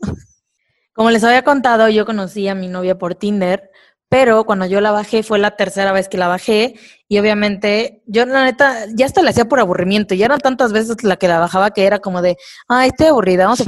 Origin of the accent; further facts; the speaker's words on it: Córdoba, Veracruz, Mexico; now in Mexico City, Mexico; yo soy de Córdoba